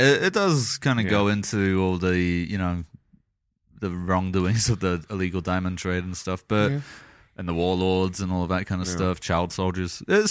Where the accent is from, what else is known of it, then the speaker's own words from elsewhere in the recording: South Africa; accent: South African; South Africa. Yeah.